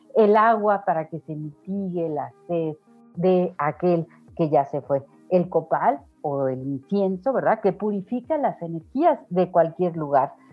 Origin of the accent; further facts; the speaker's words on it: Mexico; como mexicanos, pues nuestro altar resulta muy, muy conmovedor